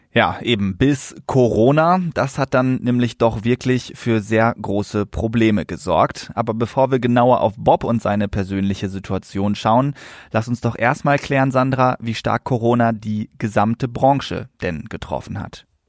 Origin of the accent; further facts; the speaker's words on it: Lünen, North Rhine-Westphalia, Germany; in meiner Heimatstadt Lünen